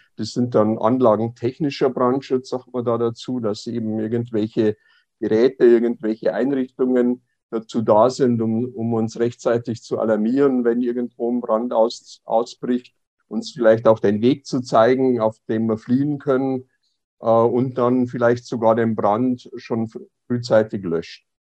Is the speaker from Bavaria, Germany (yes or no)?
yes; Passau, Bavaria, Germany; moved away as an adult; now in Berlin, Germany; in Passau äh, meine Heimatstadt